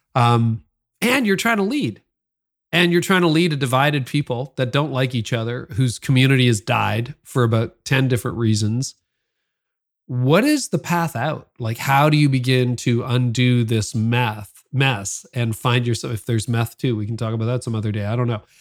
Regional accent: Canada; I'm also Canadian

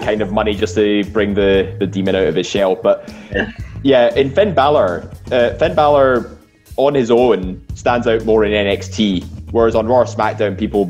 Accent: Scotland, United Kingdom; we're basically a Scottish audience here

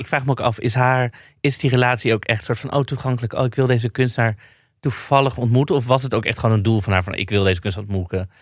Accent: Amsterdam, North Holland, Netherlands; mijn moeder komt uit uh, eh, Amsterdam, maar ik kom zelf ook uit Amsterdam

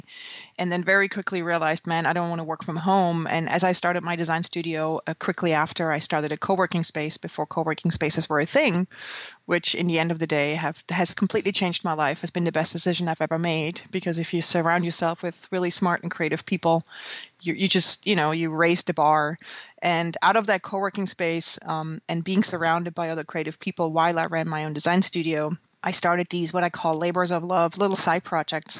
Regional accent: Switzerland; moved away as an adult; now in New York, United States; I grew up in Switzerland and trained as a graphic designer, and when I was 26, when I graduated, I moved to New York

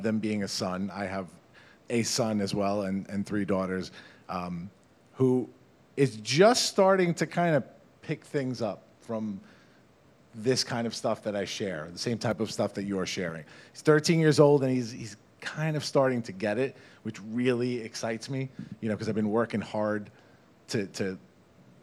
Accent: Farmingdale, New York, United States; we're from this place. We're both from Farmingdale. We are Dalers

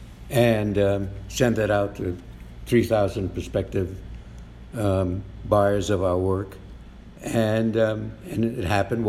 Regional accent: New York City, New York, United States; also born or lived in Brooklyn; I was born in the Bronx. Went to school also in Brooklyn

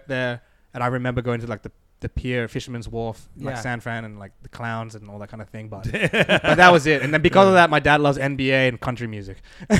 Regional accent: Australia; And so for me and Aaron growing up in Australia

